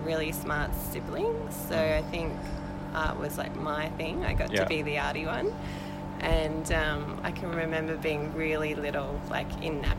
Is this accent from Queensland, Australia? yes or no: yes; Townsville, Queensland, Australia; moved away as an adult; now in Brisbane, Australia; I'm originally from Townsville, moved to Brisbane a few years ago, about seven now actually